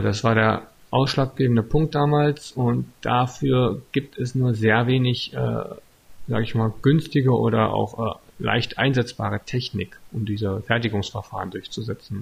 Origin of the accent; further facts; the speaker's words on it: Altmark, Saxony-Anhalt, Germany; now in Stendal, Germany; ich komme ursprünglich aus der Altmark